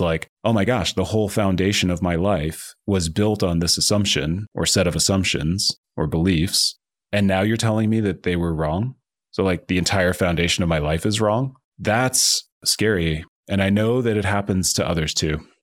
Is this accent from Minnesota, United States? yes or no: no; New Jersey, United States; moved away as an adult; also born or lived in Boulder, Colorado / Palo Alto, California; I grew up in New Jersey, and I had kind of a normal suburban childhood